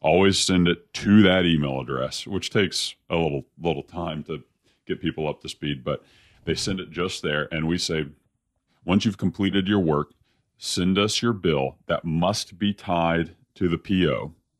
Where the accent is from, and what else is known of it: Dallas, Texas, United States; born or raised there